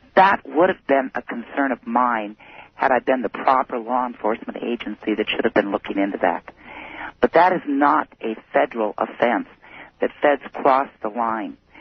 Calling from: Fairbanks, Alaska, United States; I'm calling from Fairbanks

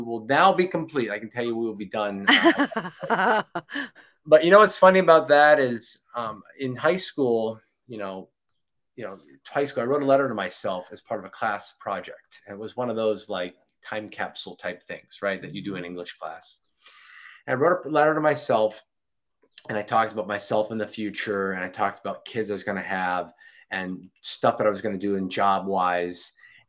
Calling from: Florida, United States; Florida, sunny Florida, South Florida, 8 minutes from the beach.

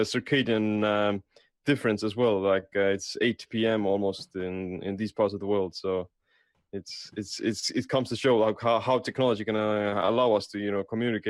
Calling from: Estonia; How's it going, Finland and United States? I'm coming here from Estonia.

